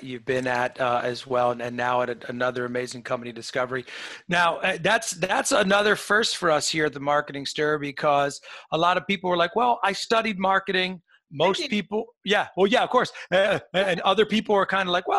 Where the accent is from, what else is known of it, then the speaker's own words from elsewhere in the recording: New York, United States; I'm a native New Yorker my whole life